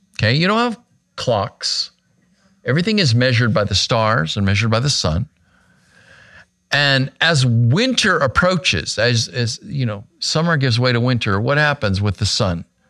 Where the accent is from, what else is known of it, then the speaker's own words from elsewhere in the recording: Arizona, United States; my home state of Arizona